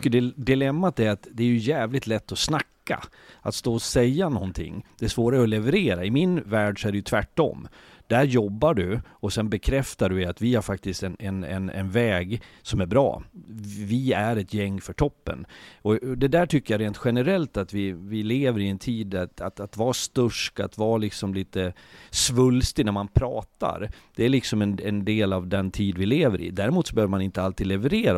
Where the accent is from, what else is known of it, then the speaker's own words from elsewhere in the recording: Leksand, Dalarna County, Sweden; jag bor i Leksand, jag kommer från Leksand